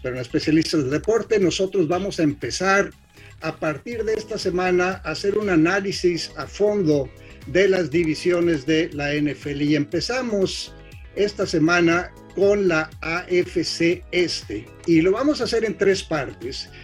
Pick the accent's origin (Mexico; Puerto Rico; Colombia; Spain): Mexico; Torreón, Coahuila; somos eh, paisanos de Torreón